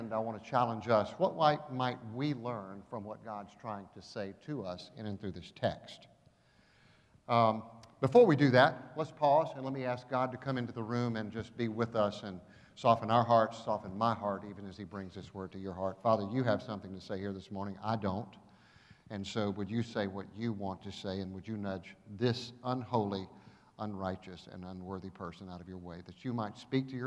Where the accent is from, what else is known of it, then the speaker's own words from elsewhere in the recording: Augusta, Georgia, United States; also born or lived in Athens, Georgia; now in Atlanta, United States; I grew up in Augusta. Augusta was my home